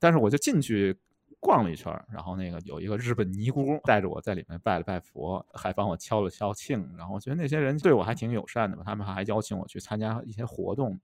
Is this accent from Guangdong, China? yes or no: no; Beijing, China; moved away as an adult; also born or lived in United Kingdom / Manchester / Shenzhen; now in Chengdu, China; 作为一个出生在北京的人